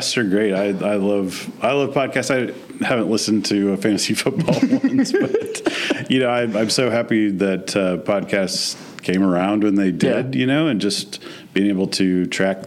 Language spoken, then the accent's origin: English; Columbia City, Indiana, United States; also born or lived in Brownsburg, Indiana; lived in Columbia City since I was started fourth grade